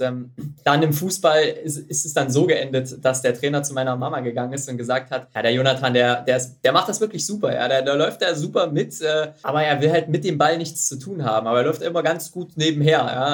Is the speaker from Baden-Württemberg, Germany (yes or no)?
no; Mühlhausen, Thuringia, Germany; in Mühlhausen, in meiner, in meiner Geburtsstadt und Heimatstadt.